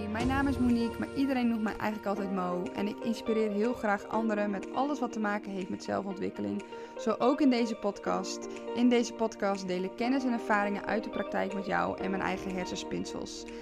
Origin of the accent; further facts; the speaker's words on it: Friesland, Netherlands; moved away as an adult; Ik kom uit Friesland